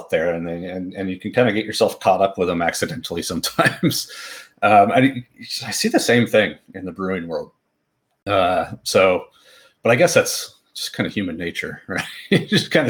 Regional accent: Fresno, California, United States; I know in the city I grew up in Fresno, California, there was a great homebrew club.

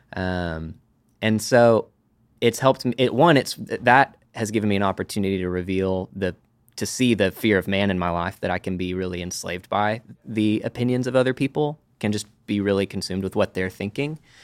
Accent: Amarillo, Texas, United States; moved away as an adult; now in Dallas, United States; I am from Amarillo, Texas uh, lived there third grade through high school. Moved to Dallas

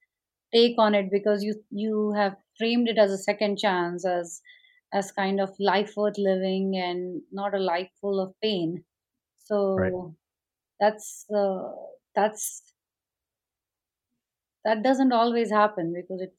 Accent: India; now in Oklahoma, United States; I grew up in India

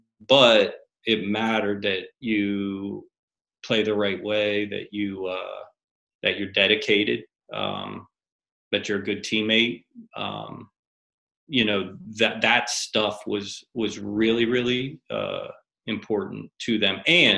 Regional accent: Harrisburg, Pennsylvania, United States; Harrisburg, PA.

